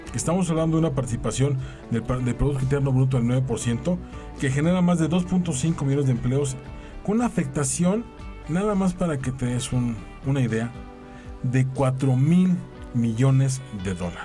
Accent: Mexico

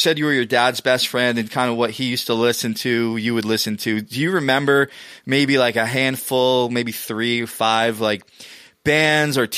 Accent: New York City area, New Jersey, United States; growing up in the New Jersey, kind of New York City area

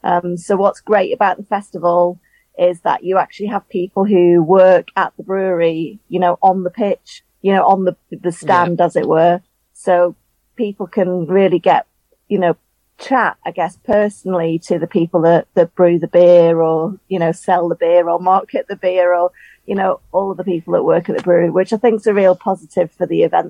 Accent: County Durham, North East England, United Kingdom; I'm originally from County Durham.

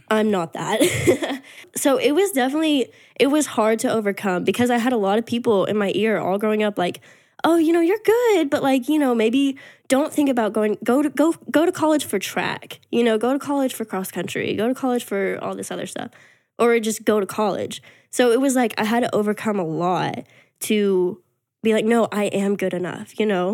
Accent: Texas, United States; moved away as an adult; also born or lived in Arkansas; I'm from Texas originally

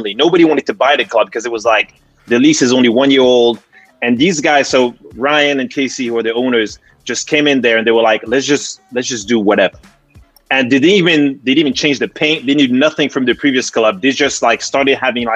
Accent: Paris, Île-de-France, France; moved away as an adult; now in London, United Kingdom; I'm actually from Paris, and I started DJing in Paris, but not really doing clubs. I was just high school doing mixtapes

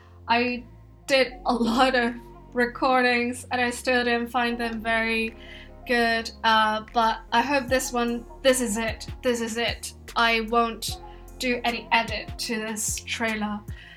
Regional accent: Hong Kong; now in London, United Kingdom; I'm from Hong Kong and I'm currently based in London, and I've been in the UK for 9 years now. Given that I'm from Hong Kong, I tend to have a mixed accent.

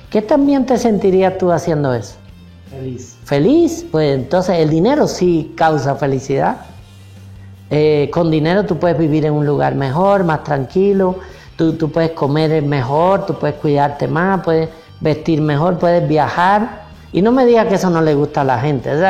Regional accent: Cuba; moved away; Mira, cuando yo llegué de Cuba, el ambiente era pues todo el mundo quebrado, sin plata, borracho, drogadito, ese era el ambiente alrededor mío.

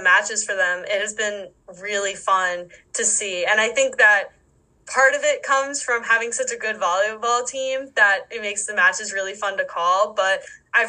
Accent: East Coast, United States; moved away as an adult; now in Wisconsin, United States; growing up on the East Coast

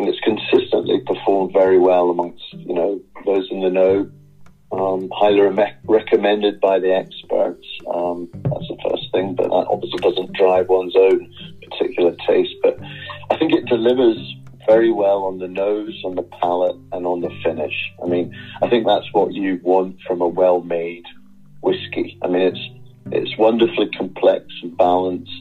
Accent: Edinburgh, Scotland, United Kingdom; from my days growing up in Edinburgh

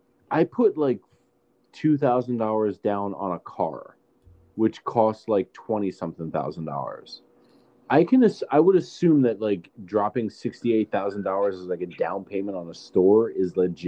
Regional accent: Philadelphia, Pennsylvania, United States; Zach and I grew up in Philadelphia

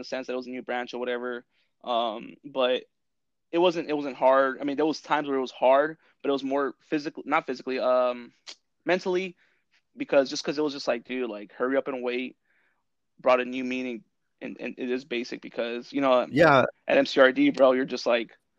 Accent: California, United States; moved away as an adult; now in Washington, United States; I'm from California

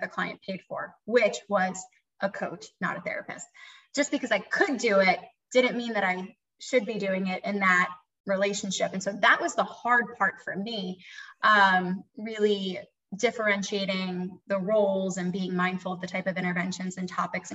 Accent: Philadelphia, Pennsylvania, United States; moved away as an adult; now in the South, United States; I'm from Philadelphia

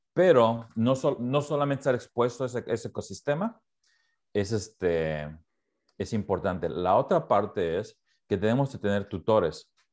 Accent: Mexico; now in Portland, United States; crecí en México

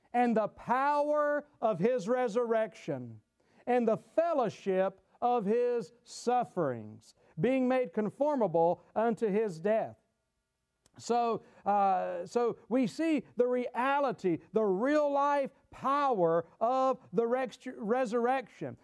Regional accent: Gastonia, North Carolina, United States; my hometown, Gastonia, North Carolina

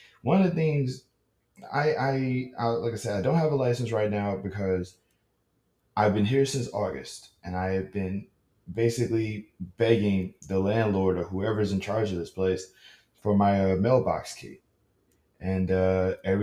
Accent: Louisiana, United States; I'm from Louisiana.

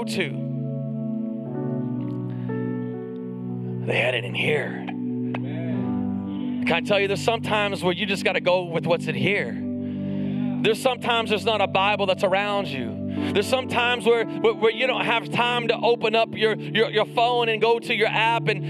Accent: the South, Texas, United States; we're from the South, we're in Texas

